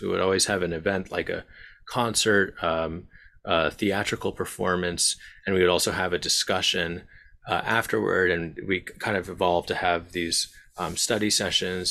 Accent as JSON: {"language": "English", "town": "Bloomfield", "region": "New Jersey", "country": "United States", "tie": "born or raised there", "also_born_or_lived": "Glen Ridge, New Jersey", "said": "I grew up in Bloomfield, uh, and Glen Ridge"}